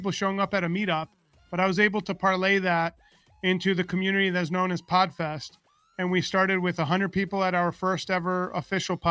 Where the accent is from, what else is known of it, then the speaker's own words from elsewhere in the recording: New York, United States; I grew up in New York, and I came from a very big fat Greek family